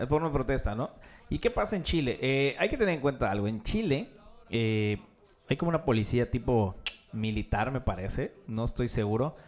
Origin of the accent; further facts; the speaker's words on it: Mexico; soy mexicano